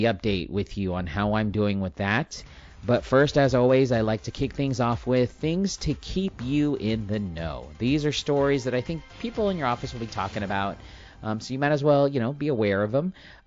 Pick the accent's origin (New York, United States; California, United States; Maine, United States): California, United States; San Diego; also born or lived in Escondido, California; I am a guy from San Diego, born and raised. Actually grew up in Spring Valley, which is East San Diego